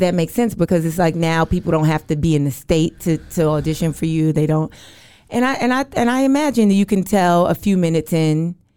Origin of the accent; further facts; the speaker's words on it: New York, United States; moved away as an adult; now in Los Angeles, United States; I, I'm from New York, but I live in L A.